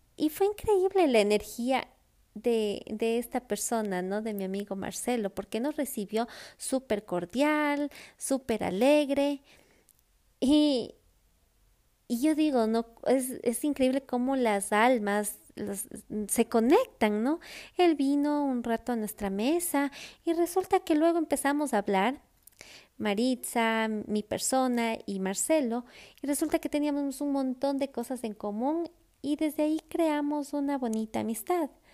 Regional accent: Ecuador; moved away; Cuando regreso a mi casa, a Ecuador, yo soy la hija, yo soy la sobrina, yo soy la nieta

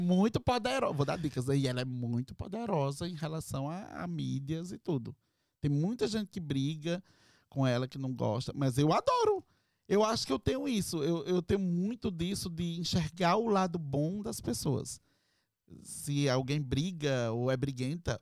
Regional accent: Brazil; now in Orlando, United States

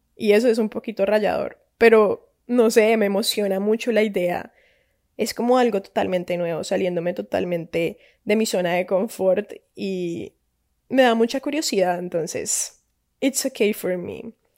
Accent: Cali, Valle del Cauca, Colombia; Soy colombiana de Cali, Santiago de Cali, no Cali, California

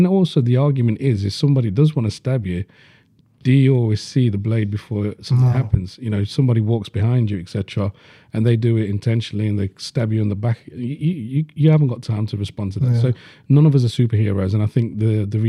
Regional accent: Leeds, Yorkshire and the Humber, United Kingdom; I grew up in Burma at Leeds

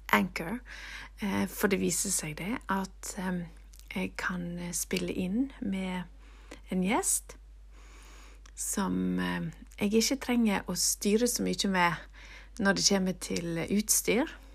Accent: Nordfjord, Vestland, Norway; det der må jo komme fra Nordfjord, der jeg kommer fra

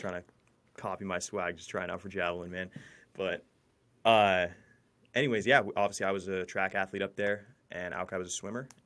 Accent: Fortuna, California, United States; I graduated from Fortuna High School in Fortuna, California, uh, right, right in the middle of the redwoods

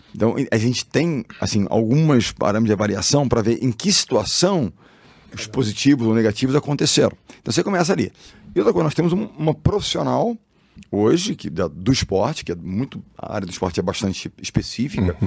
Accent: Rio de Janeiro, Brazil; eu sou carioca, sou do Rio, amo o Rio, tô lá

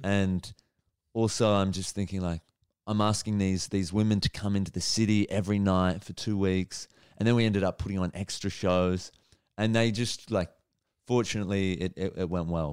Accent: Melbourne, Victoria, Australia; also born or lived in New York; I'm, I'm from Melbourne

